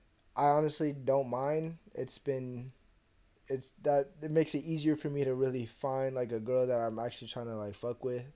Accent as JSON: {"language": "English", "town": "Seattle", "region": "Washington", "country": "United States", "tie": "born or raised there", "also_born_or_lived": "Atlanta / San Francisco", "moved": "yes", "lives_now": "Bakersfield, United States", "said": "I grew up in Seattle. and then I lived in Atlanta, and then I lived in San Francisco"}